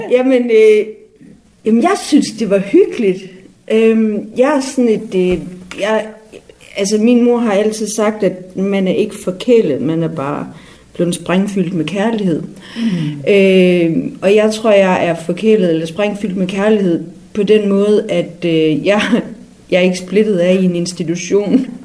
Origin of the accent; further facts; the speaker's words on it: Frederikshavn, North Denmark Region, Denmark; Jeg kommer jo her fra Frederikshavn, og jeg er, jeg er øh, jeg er øh, født på Frederikshavn sygehus øh, 5. december 75. 1915 faktisk.